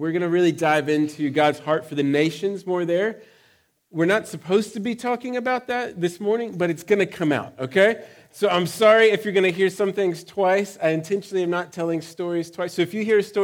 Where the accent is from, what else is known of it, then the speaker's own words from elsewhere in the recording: Texas, United States; now in United Kingdom; I'm from Texas